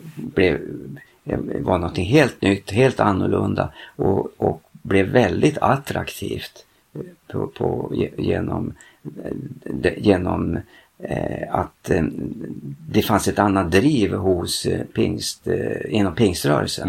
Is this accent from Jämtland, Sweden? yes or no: yes; Frostviken mountains, Jämtland, Sweden; jag är ju same ja. och jag härstammar ifrån Frostrikens fjällen